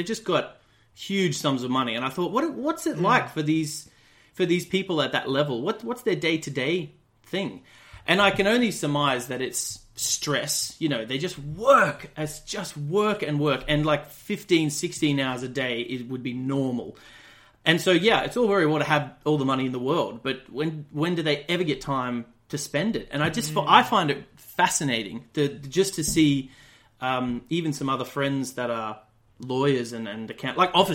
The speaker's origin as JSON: {"language": "English", "area": "about 3 hours northwest of Brisbane", "region": "rural Queensland", "country": "Australia", "tie": "born or raised there", "moved": "yes", "said": "I'm from Australia originally. I grew up in outside a little town in rural Queensland, about 3 hours kind of northwest of Brisbane, and grew up on a dairy farm"}